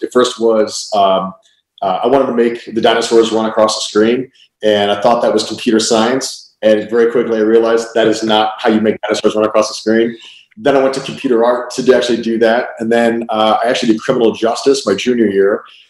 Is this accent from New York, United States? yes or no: no; Cleveland, Ohio, United States; So when I was 12, growing up in Cleveland, Ohio, my dad, my brother, we always went to the Cleveland Air Show.